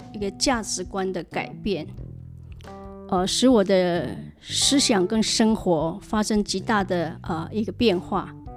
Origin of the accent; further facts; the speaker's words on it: Hualien, Hualien County, Taiwan; 我在花莲长大，呃，有一个哥哥，一个弟弟